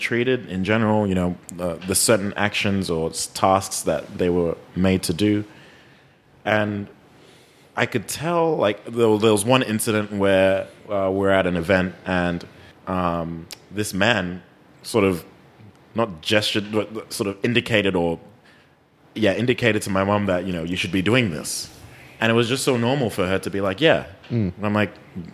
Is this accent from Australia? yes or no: yes; Australia; I'm from Australia